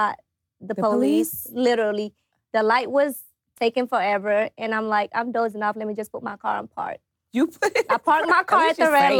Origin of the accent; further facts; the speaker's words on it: Atlanta, Georgia, United States; also born or lived in Africa; I came here at a young age. I think I was 10 when I first came here